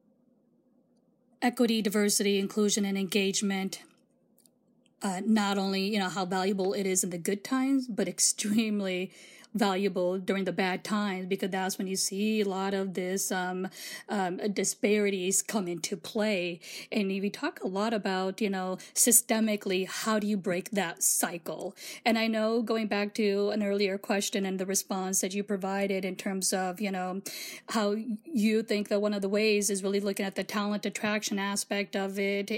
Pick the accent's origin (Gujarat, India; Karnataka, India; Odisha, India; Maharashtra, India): Gujarat, India; now in Iowa, United States; as an Indian woman, I was born in India, Gujarat, India